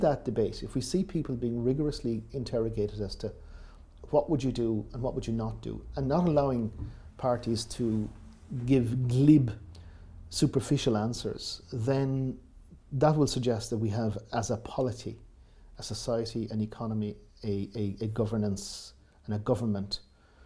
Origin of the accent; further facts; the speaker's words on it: Waterville, Munster, Ireland; I grew up in Southwest Kerry in a tourist environment